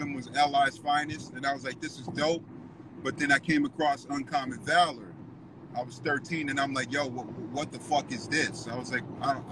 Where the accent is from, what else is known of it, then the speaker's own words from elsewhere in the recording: Los Angeles, California, United States; also born or lived in Orange County, California; I'm from Southern California, I'm from LA, but there was a time I lived in OC